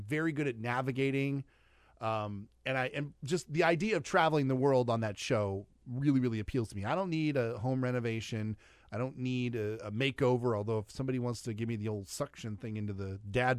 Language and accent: English; Des Moines, Iowa, United States; from Des Moines, Iowa.